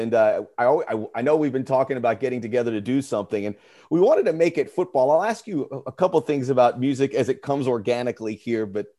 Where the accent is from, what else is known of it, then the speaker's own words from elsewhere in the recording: United States; as an American